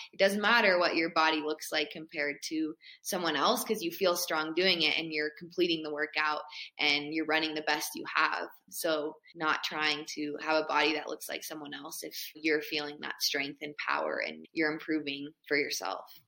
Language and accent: English; Boulder, Colorado, United States; I grew up in Boulder, Colorado.